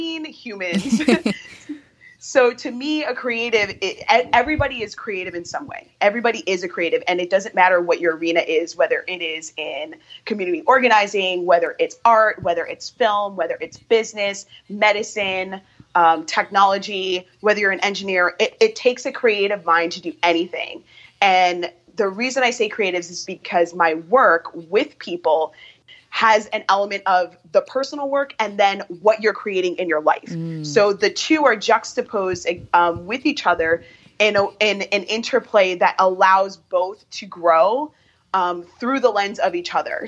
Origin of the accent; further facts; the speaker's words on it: Chicago, Illinois, United States; I am from Chicago, born and raised, and still live here.